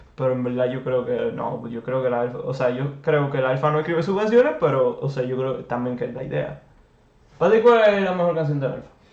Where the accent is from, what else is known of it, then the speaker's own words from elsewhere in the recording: Dominican Republic; nos representa como dominicanos